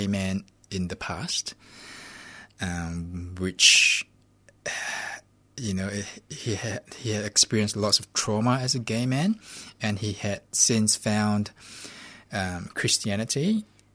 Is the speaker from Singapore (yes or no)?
yes; Singapore; My family, yeah, we're Singaporean. Chinese. Singaporean Chinese